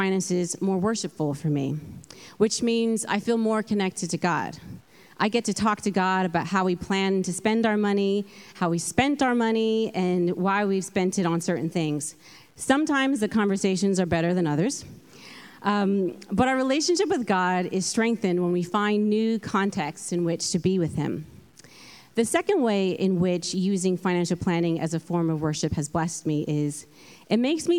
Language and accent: English; California, United States; moved away as an adult; now in London, United Kingdom; I'm from California, hence the accent. And I have been living in London for about 10 years